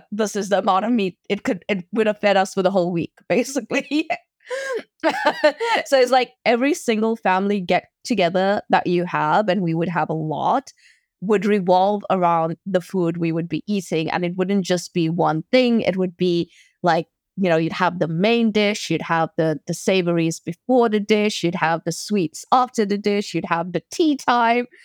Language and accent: English; South Africa; So, for example, being South African, we have a big braai culture